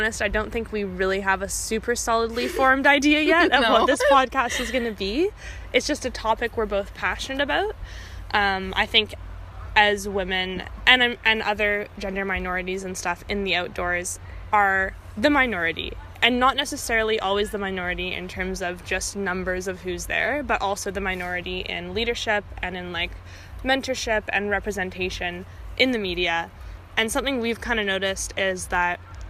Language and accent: English; Vancouver, British Columbia, Canada; moved away as an adult; now in Kingston, Canada; I'm originally from Vancouver, but I live in Kingston, Ontario right now